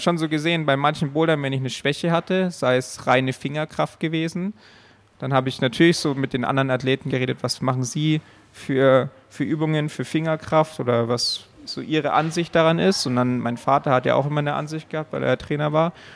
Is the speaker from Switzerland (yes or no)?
no; Allgäu, Bavaria, Germany; Also ich komme aus dem Allgäu